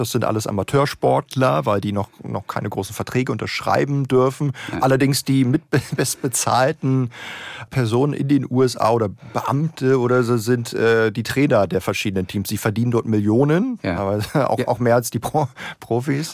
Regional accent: Berlin, Germany; Ich bin ja Berliner

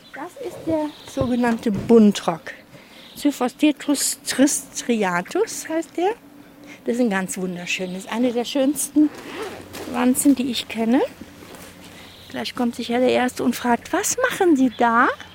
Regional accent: Cologne, North Rhine-Westphalia, Germany; ich komme aus Köln

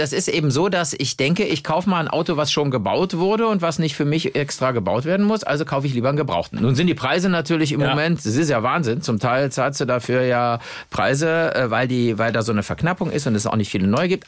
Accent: Cologne, North Rhine-Westphalia, Germany; Ich bin ja mit dem äh, Deutz-Traktor als Kölner aufgewachsen

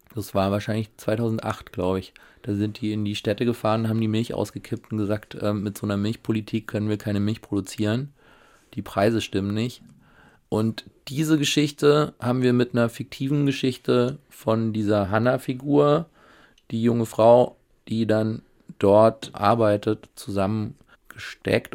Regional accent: Schönenberg, Baden-Württemberg, Germany; moved away as an adult; also born or lived in Switzerland; now in Berlin, Germany; im Schwarzwald bin ich aufgewachsen

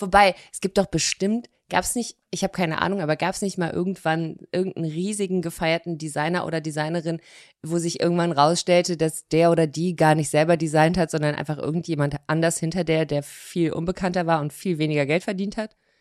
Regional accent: Cologne, North Rhine-Westphalia, Germany; moved away as an adult; also born or lived in Hamburg; now in Cologne, Germany; Ich komme ja aus Köln, also ich bin ja quasi da im Umland geboren

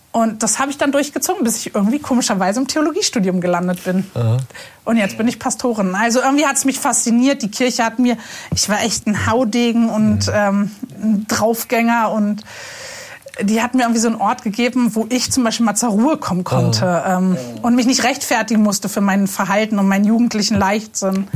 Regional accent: Berlin, Germany; Ich bin in Berlin-Moabit aufgewachsen, ziemlich unkirchlich, total fern von allem.

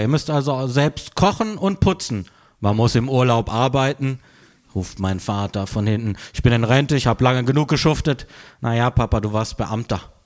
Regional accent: Freiburg, Baden-Württemberg, Germany; moved away; aus meiner Heimatstadt Freiburg

